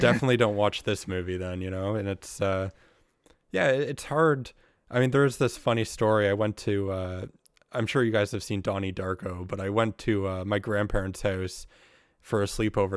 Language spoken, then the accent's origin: English; Kingston, Ontario, Canada; also born or lived in Ottawa; I'm from Kingston